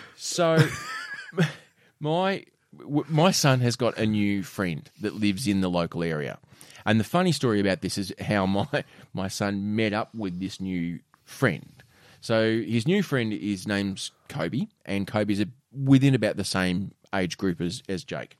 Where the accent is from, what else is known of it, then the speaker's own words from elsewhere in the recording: Penguin, Tasmania, Australia; I remember growing up in Penguin